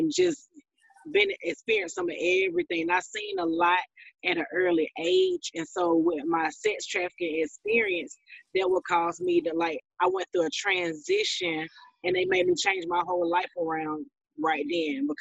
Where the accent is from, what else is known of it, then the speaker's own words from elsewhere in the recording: Thomson, Georgia, United States; now in Atlanta, United States; I'm from Georgia, Thompson, Georgia. It's a small town in Georgia, but right now I live in Atlanta, Georgia